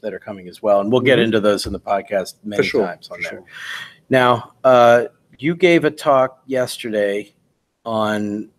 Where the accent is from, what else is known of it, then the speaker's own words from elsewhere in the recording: United States; I'm an American.